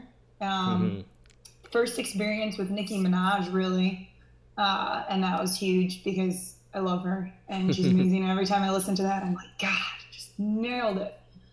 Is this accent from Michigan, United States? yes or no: no; Chicago, Illinois, United States; moved away; I'm originally from Chicago area.